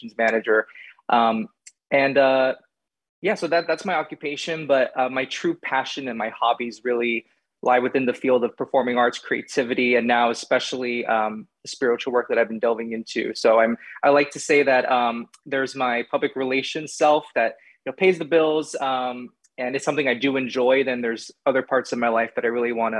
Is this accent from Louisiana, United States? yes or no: no; Miami, Florida, United States; moved away as an adult; also born or lived in Houston, Texas; now in New York City, United States; I was born in Houston, Texas, and then we moved to Miami, Florida when I was three, and I lived there until my early 20s.